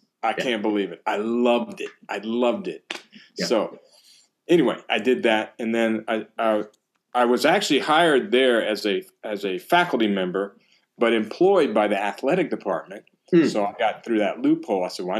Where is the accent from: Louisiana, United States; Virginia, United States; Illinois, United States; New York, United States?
Louisiana, United States; I come from South Louisiana, so what we call wrestling is wrestling.